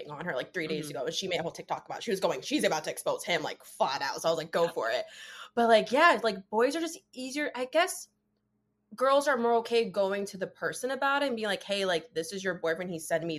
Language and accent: English; New Jersey, United States; I am 24. I am from New Jersey